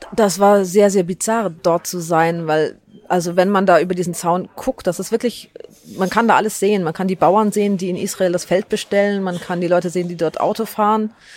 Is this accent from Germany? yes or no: yes; Germany; dass ich hier in Deutschland aufgewachsen bin